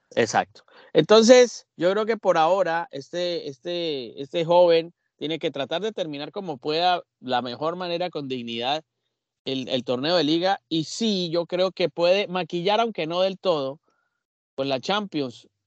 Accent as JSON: {"language": "Spanish", "country": "Colombia"}